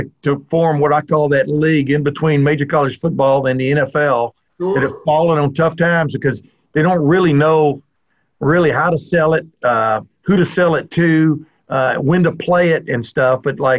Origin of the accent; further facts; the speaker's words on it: Texas, United States; accent: Southern boy twang; also born or lived in Alabama; I was born in Alabama, raised in Texas